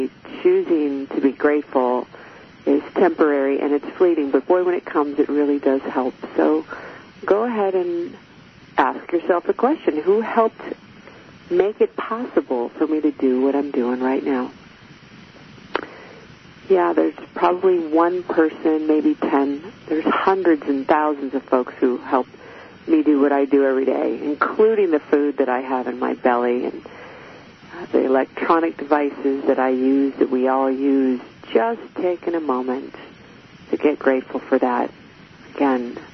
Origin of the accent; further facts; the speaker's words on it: United States; I am American